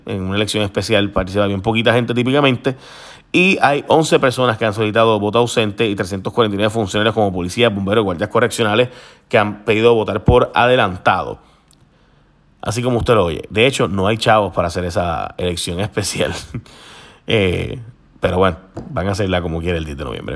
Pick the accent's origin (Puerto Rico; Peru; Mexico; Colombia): Puerto Rico